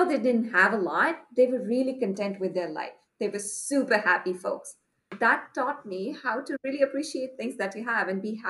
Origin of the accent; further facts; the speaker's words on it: Patna, Bihar, India; I was born in a very small suburbs of Patna, which is the second largest city in the eastern part of India. So I was lucky to be born to a parents with a stable income, happy middle-class family, but the neighborhood that I lived in was relatively poor